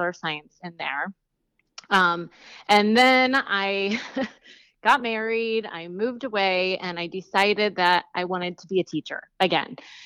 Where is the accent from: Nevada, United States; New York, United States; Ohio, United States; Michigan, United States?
Ohio, United States; Akron; also born or lived in Hawaii / Washington, D.C. / Jacksonville, Florida; now in Virginia Beach, United States; I grew up in Ohio, Akron, Ohio